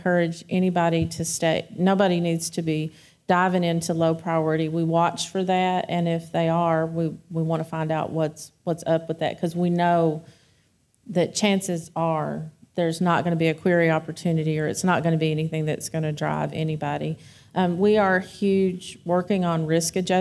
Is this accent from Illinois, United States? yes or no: no; Kentucky, United States; I grew up in Kentucky where everybody smokes